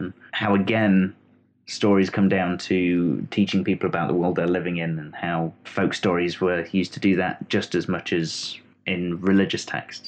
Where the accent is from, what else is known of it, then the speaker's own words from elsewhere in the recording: Sherwood Forest, East Midlands, United Kingdom; I was born and bred in Sherwood Forest